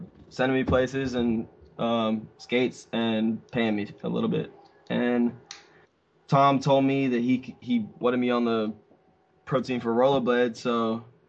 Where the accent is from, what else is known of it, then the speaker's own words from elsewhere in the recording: Canada; we're Canadian